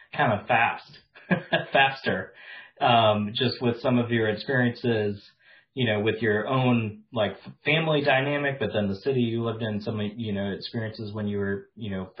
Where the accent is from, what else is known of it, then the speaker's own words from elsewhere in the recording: Wisconsin, United States; also born or lived in Memphis / Arkansas; now in North Carolina, United States; I grew up in Wisconsin in like a small city that was 98% white